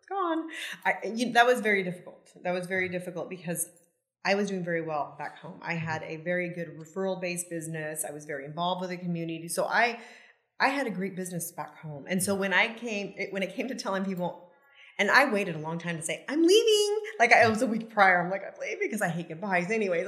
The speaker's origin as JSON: {"language": "English", "town": "Yuba City", "region": "California", "country": "United States", "tie": "born or raised there", "moved": "as an adult", "lives_now": "Cabo San Lucas, Mexico", "said": "I was born and raised in that area."}